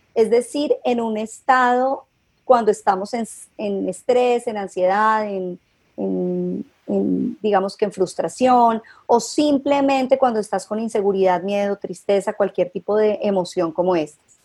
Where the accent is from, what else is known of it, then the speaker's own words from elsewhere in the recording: Cali, Valle del Cauca, Colombia; also born or lived in Bogotá; soy caleña